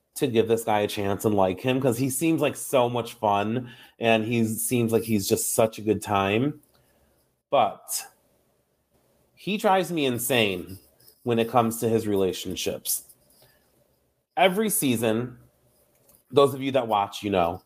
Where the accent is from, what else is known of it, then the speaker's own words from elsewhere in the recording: New York, United States; I'm from New York